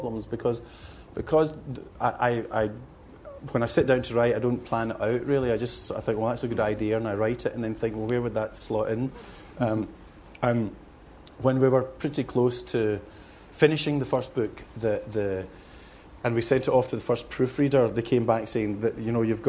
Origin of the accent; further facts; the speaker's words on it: Glasgow, Scotland, United Kingdom; moved away as an adult; now in South of England, United Kingdom; growing up in Glasgow